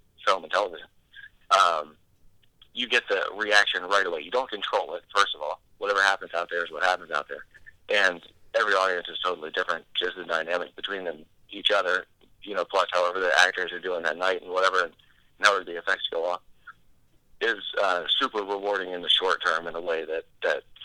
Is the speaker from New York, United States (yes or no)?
no; West Virginia, United States; now in Pittsburgh, United States; I'm from West Virginia originally